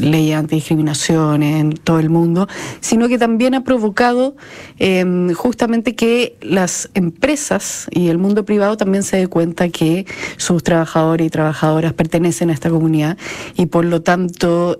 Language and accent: Spanish; Chile; como sociedad chilena nos falta muchísimo